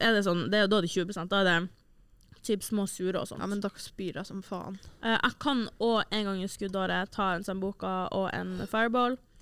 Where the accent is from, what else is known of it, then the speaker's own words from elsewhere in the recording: Senja, Troms, Norway; now in Trondheim, Norway; fra Senja, der jeg er fra